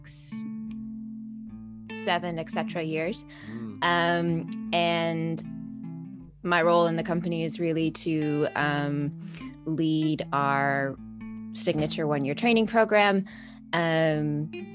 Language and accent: English; Canada; now in London, United Kingdom; I am a freelance contemporary dancer based in London. I'm originally from Canada.